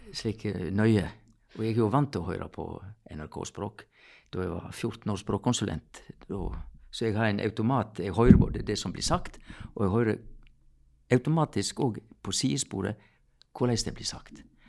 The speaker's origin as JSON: {"language": "Norwegian", "area": "near Sogndal, Sogn", "region": "Vestland", "country": "Norway", "tie": "born or raised there", "said": "jeg er født like ved Sogndal, i Sogn."}